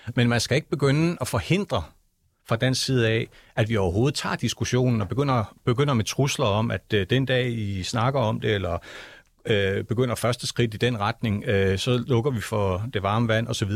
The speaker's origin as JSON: {"language": "Danish", "country": "Greenland", "tie": "born or raised there", "said": "jeg er født og opvokset i Grønland"}